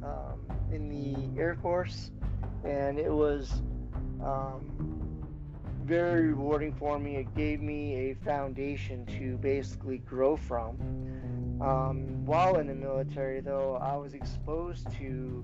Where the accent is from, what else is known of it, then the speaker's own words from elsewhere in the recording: Maine, United States; I grew up in Maine. Mostly, we did a lot of moving around before I was six, basically, but as soon as we got planted in Maine, we grew up